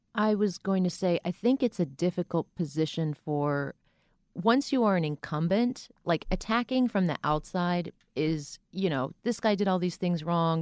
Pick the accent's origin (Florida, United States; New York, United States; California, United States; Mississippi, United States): Florida, United States; Boca Raton; I grew up in Boca Raton, Florida.